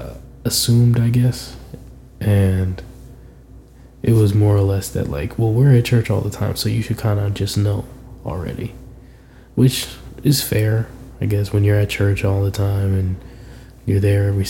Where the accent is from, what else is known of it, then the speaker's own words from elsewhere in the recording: Berkeley, California, United States; the church that I grew up at in Berkeley